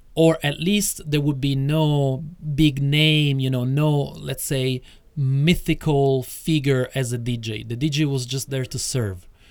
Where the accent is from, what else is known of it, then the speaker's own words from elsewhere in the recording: Rome, Lazio, Italy; moved away as an adult; also born or lived in Acquapendente; I grew up in Rome, etc., etc., until I was 24